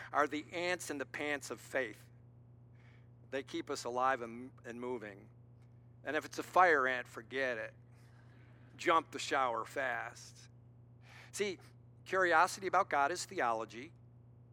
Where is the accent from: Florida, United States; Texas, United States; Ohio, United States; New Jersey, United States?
Ohio, United States; Cleveland; moved away; I was in my hometown, Cleveland.